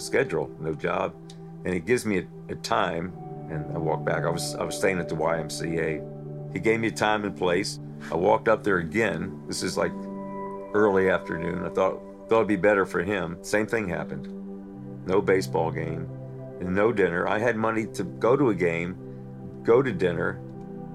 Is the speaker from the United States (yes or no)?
yes; Florida, United States; moved away; where are you from? I said, Florida.